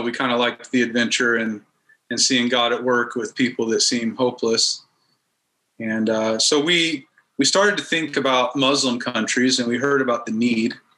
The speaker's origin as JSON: {"language": "English", "town": "Denver", "region": "Colorado", "country": "United States", "tie": "born or raised there", "also_born_or_lived": "Kansas / Turkey", "moved": "as an adult", "said": "I grew up in Kansas till I was about eight years old, and then uh, we moved to Denver and in Colorado"}